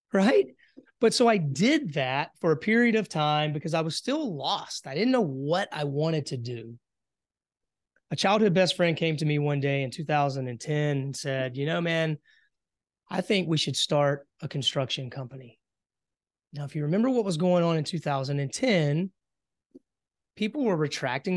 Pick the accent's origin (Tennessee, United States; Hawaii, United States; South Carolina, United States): South Carolina, United States; Hartsville; moved away as an adult; born and raised in South Carolina, um, you know, had a, had a pretty, uh, simple childhood. I grew up, uh, in the farmland area, a little small town, Hartsville, South Carolina